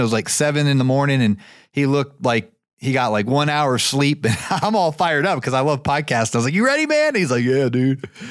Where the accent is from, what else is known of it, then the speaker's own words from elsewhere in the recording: Canton, Ohio, United States; now in Marietta, United States; my hometown is actually Canton, Ohio